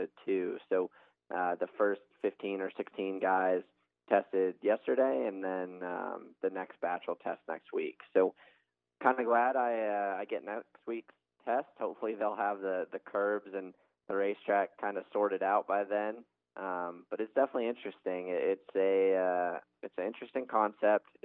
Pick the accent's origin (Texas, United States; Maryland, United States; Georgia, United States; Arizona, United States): Arizona, United States; I'm from Arizona